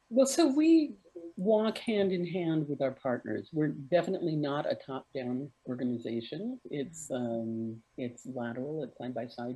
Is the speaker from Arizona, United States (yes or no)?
yes; Arizona, United States; I grew up in Arizona, uh, in the, the desert southwest of the United States